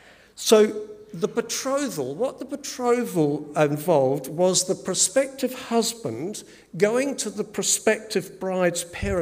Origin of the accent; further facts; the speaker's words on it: England, United Kingdom; born there; because I was born in England, lots of relatives there